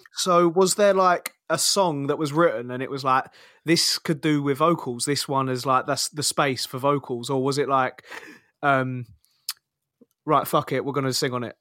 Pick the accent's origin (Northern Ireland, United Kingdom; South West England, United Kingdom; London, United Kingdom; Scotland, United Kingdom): London, United Kingdom; Kingston upon Thames; I'm from Kingston, Southwest London